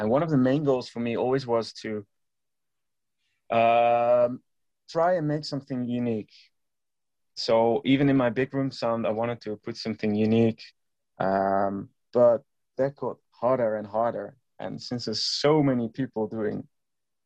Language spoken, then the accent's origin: English; Eindhoven, North Brabant, Netherlands; It was in Eindhoven, my hometown where I grew up.